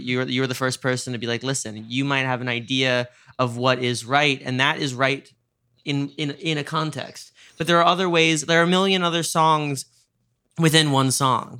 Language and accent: English; New York, United States; I'm a New Yorker